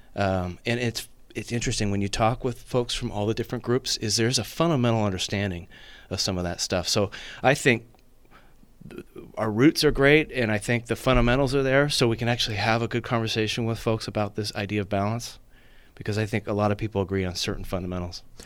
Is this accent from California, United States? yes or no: yes; Napa, California, United States; also born or lived in San Luis Obispo; born and raised in Napa, in fact, born and raised in District Two